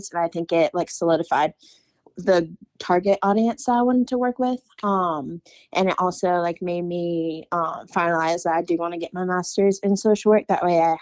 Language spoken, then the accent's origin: English; Winston-Salem, North Carolina, United States; I'm from Winston-Salem